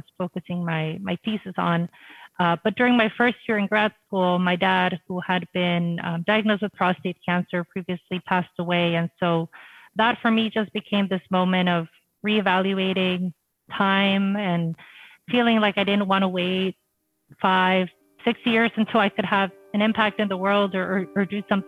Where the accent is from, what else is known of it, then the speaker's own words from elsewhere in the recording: Rio Grande Valley, South Texas, United States; I grew up in South Texas in the Rio Grande Valley